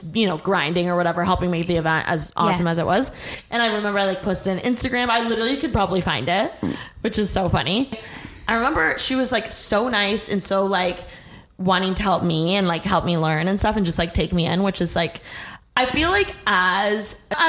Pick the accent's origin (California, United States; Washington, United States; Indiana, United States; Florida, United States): Indiana, United States; moved away as an adult; now in Los Angeles, United States; From Indiana